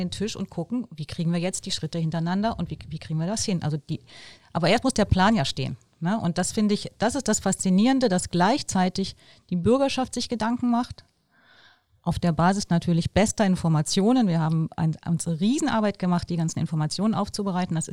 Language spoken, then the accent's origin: German; Bonn, North Rhine-Westphalia, Germany; da können wir als Bonner stolz sein, dass die da vorangehen und wir müssen unseren Teil beitragen.